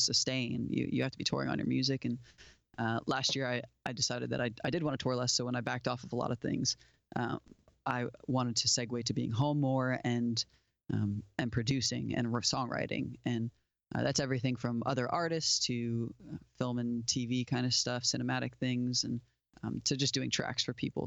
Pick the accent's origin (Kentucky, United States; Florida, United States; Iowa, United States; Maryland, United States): Florida, United States; Port St. Lucie; moved away as an adult; now in Nashville, United States; I grew up in South Florida, down on the southeast coast, a town called Port Saint Lucie.